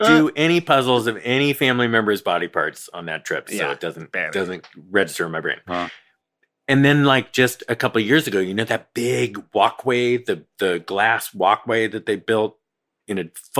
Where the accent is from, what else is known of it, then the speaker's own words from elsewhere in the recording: Lafayette, California, United States; also born or lived in Oakland, California / Moraga, California; My hometown, I would say Lafayette, California.